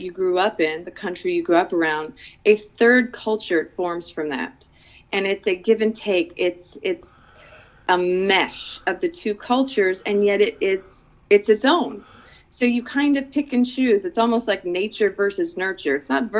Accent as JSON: {"language": "English", "country": "Philippines", "tie": "born or raised there", "said": "I am an American. I have an American passport. I grew up in the Philippines. I have a Filipina heart, and God knows I have a Filipina stomach."}